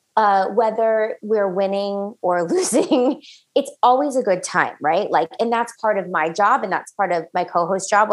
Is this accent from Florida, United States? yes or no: yes; Orlando, Florida, United States; I'm actually from Orlando, Florida